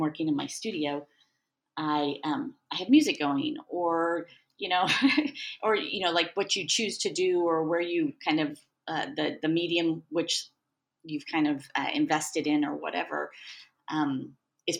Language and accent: English; Overland Park, Kansas, United States; I'm pretty much a Kansas City native. I grew up in Overland Park